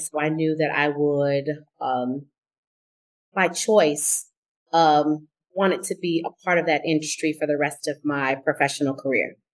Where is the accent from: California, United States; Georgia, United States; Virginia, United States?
California, United States; Oakland; I am from Oakland, California